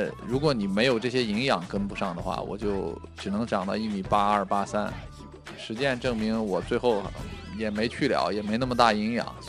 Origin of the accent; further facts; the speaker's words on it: Shanxi, China; moved away; 我我山西省的啊，呃，山西省体校。